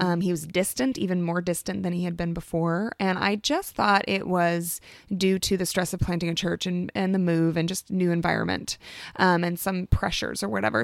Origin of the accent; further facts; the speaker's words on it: Alaska, United States; moved away as an adult; now in Oregon, United States; I'm from Alaska, born and raised